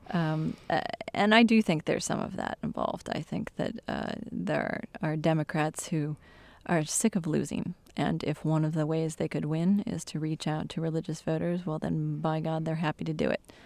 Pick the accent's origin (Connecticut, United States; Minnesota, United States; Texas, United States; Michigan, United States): Michigan, United States; my home state in Michigan